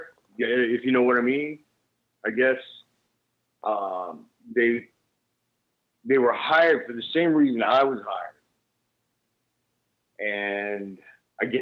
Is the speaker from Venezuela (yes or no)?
no; United States; I'm Japanese for real, but I'm not from Japan. I mean, you know, right. I'm born in the States